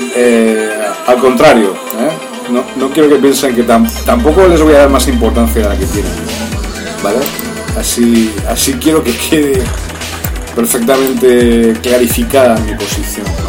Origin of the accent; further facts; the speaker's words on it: Spain; soy español, estuve en América